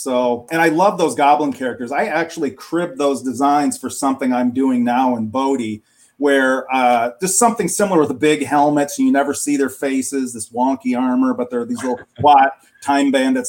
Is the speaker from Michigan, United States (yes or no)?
yes; middle of Michigan, United States; also born or lived in Detroit suburbs, Michigan; I'm from Michigan. I grew up in the middle of Michigan and now I live in the suburbs of Detroit.